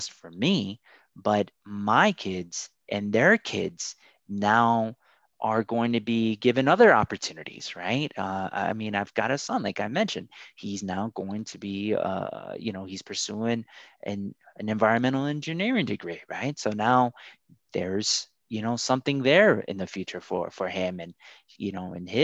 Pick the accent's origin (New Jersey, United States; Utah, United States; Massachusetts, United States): New Jersey, United States; Paterson; also born or lived in Colombia; I'm originally from Columbia, South America. My parents immigrated here and I grew up in Paterson